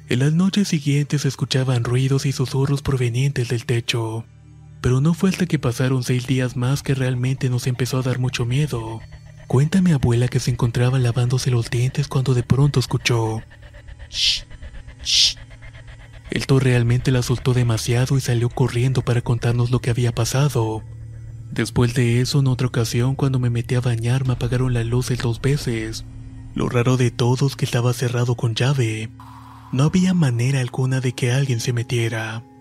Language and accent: Spanish; Torreón, Coahuila, Mexico; soy oriundo de Torreón, Coahuila